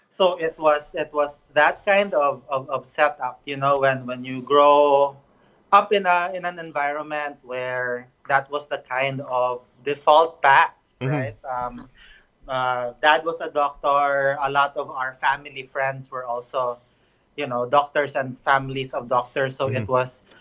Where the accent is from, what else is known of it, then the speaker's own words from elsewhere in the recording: Cebu City, Central Visayas, Philippines; I grew up in Cebu City, which is in the central part of the Philippines